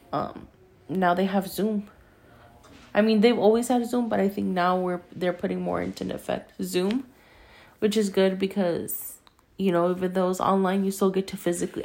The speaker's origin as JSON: {"language": "English", "country": "United States", "tie": "born or raised there", "said": "I was born here in America. I am half Mexican. I am half American"}